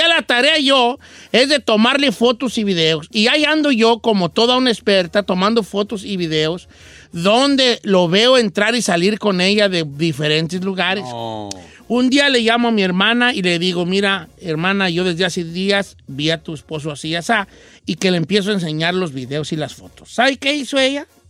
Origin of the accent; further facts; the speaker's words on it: Mexico; also born or lived in the north (United States); now in United States; en México, en mi rancho